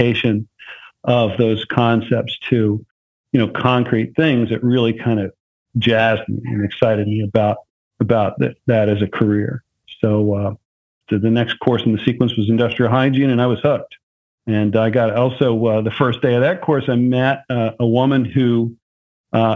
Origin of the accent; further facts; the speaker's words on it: near Philadelphia, Pennsylvania, United States; I grew up near Philadelphia